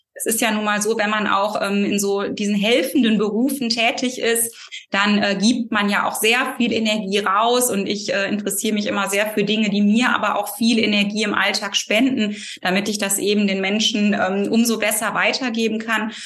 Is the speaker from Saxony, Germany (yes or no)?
no; near Cologne, North Rhine-Westphalia, Germany; ich komme ähm, aus Nordrhein-Westfalen, der Nähe Kölns und lebe hier